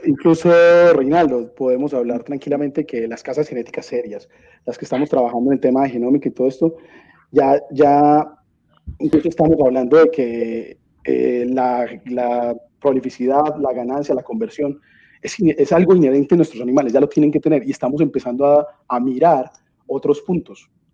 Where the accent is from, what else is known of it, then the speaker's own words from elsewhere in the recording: Medellín, Antioquia, Colombia; yo nací en Medellín, Colombia